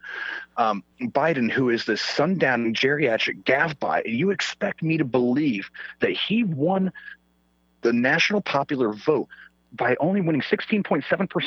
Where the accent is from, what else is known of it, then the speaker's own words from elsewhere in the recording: Sweden; first language Swedish; English is a second language; moved away; I'm pale. I'm from Sweden